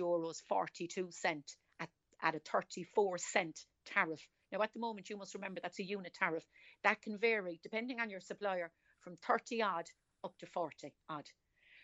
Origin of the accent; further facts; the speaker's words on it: Cork, Munster, Ireland; accent: Cork; I'm from Cork City.